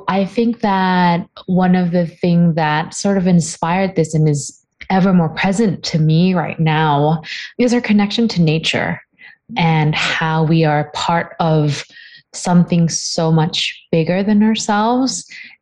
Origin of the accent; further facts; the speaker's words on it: Bangkok, Thailand; I grew up really in a big city. I am actually from Bangkok, Thailand, and it's a bustling place, lots of buildings.